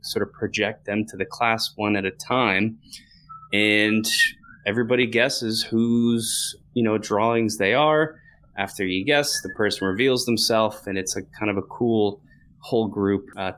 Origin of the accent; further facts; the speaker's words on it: New Jersey, United States; I grew up in New Jersey.